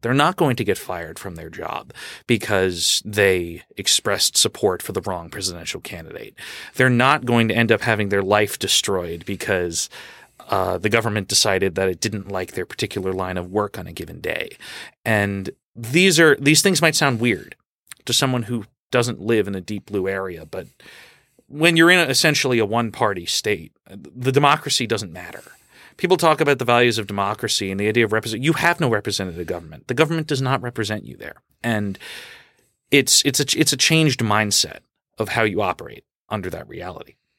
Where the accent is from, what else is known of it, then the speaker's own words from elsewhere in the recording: Long Island, New York, United States; now in New York City, United States; I grew up in Long Island